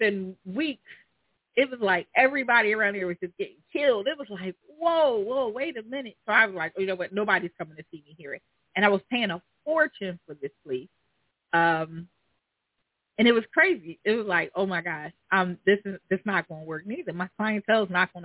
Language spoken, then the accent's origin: English; Philadelphia, Pennsylvania, United States; I'm from the hood. I'm from North Philly.